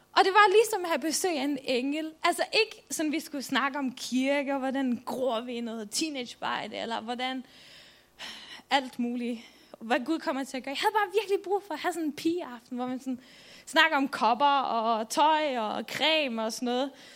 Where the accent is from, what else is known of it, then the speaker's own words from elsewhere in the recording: Faroe Islands; also born or lived in Jutland, Denmark; now in Denmark; jeg kommer oprindeligt fra Færøerne, så I må bære over med min dejlige accent